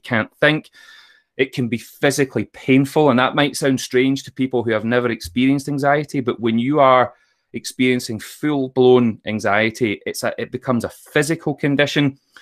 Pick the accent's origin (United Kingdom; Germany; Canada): United Kingdom; Troon, Scotland; I grew up in Troon in Ayrshire